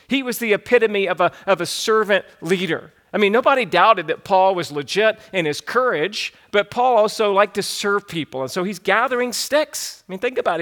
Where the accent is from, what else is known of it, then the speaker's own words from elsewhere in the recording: the South, United States; growing up in the South, we would sometimes make great fires outside.